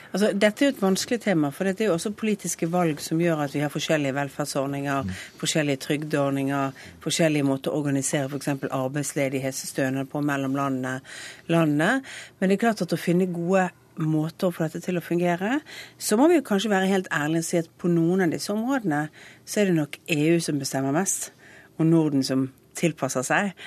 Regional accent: Western Norway, Norway; jeg kommer fra Vestlandet

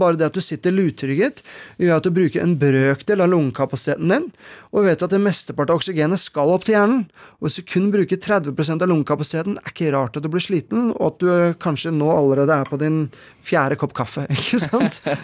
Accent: Asker, Akershus, Norway; hjemme i Hallenskog, hvor jeg vokste opp

